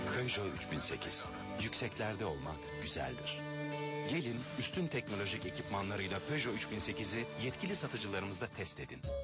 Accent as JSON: {"language": "Turkish", "country": "Turkey", "said": "bu memleket benim memleketimdir. Sizin kadar benim de memleketimdir"}